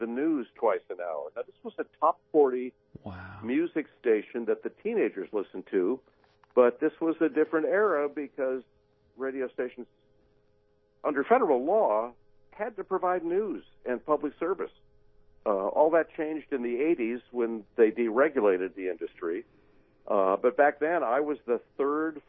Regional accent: Beverly Hills, California, United States; moved away as an adult; also born or lived in Spokane, Washington; I'm originally from Southern California. I grew up in Beverly Hills.

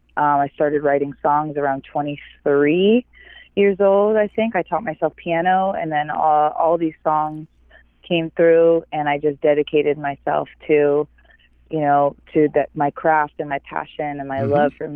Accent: Ontario, Canada; moved away as an adult; also born or lived in Los Angeles, California; now in Ojai, United States; because I'm originally from Canada. I'm from, Ontario, and I was raised, right next to a native reservation called Rama. And this is in central Ontario.

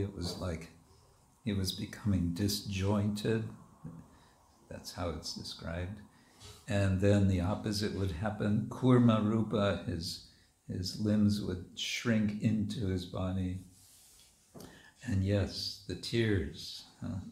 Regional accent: United States; moved away; When I was a kid growing up in America

